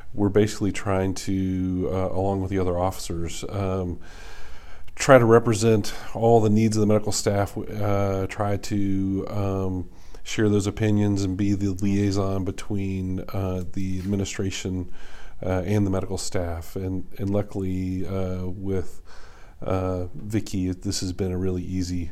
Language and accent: English; Lexington, Kentucky, United States; moved away as an adult; also born or lived in Ohio / Memphis; now in Charlotte, United States; I grew up in Kentucky in Lexington